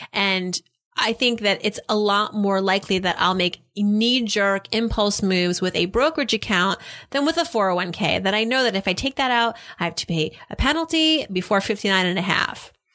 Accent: Massachusetts, United States; now in New York, United States; I'm from Massachusetts as well.

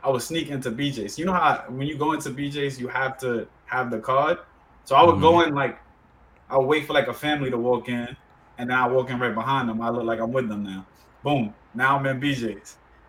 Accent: Dominican Republic; born there; Because be it that I was born in the Dominican Republic, we have a lot of close family members who still live there

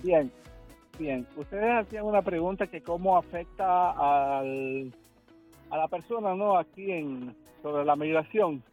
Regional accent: El Salvador; now in Miami, United States; soy salvadoreño

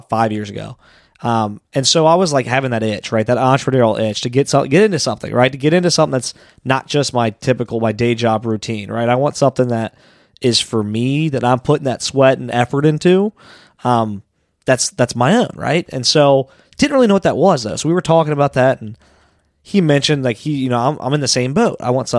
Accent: Anderson, Ohio, United States; also born or lived in Amelia, Ohio; I live in Amelia now. Okay. Yeah, but I grew up in Anderson

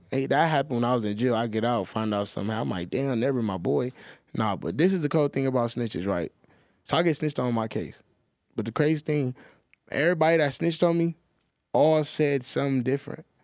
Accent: Los Angeles, California, United States; I grew up in, like, all over South Central

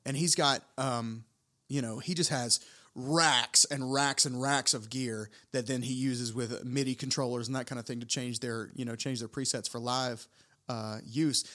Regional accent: United States; as an American in Tokyo

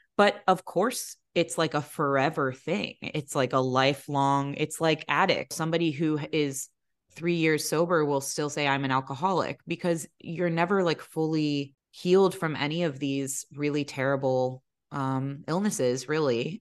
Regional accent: Maryland, United States; My parents are Lebanese. They were both born and raised in Lebanon, um, but, you know, got married here, had us here

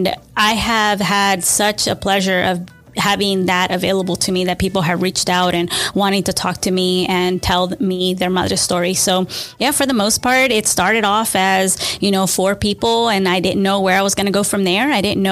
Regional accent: Austin, Texas, United States; I was born in Austin, Texas, or native Austinite

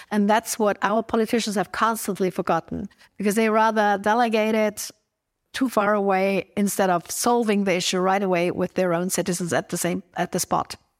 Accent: Innsbruck, Tyrol, Austria; my hometown, Innsbruck

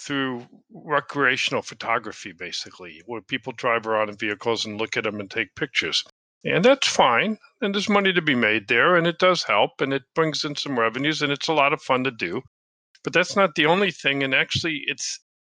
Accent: United States; accent: American; now in United Kingdom; I'm an American, as you can tell by my accent, but I live in the UK

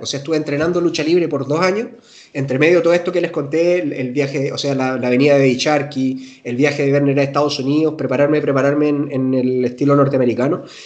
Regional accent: Chile; soy chileno

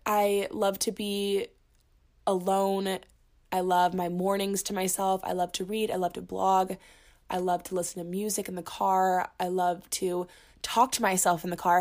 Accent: Orlando, Florida, United States; moved away as an adult; now in Boulder, United States; I'm originally from Orlando, Florida, but I moved to Colorado when I moved to Boulder for school at the University of Colorado Boulder for my second year of college

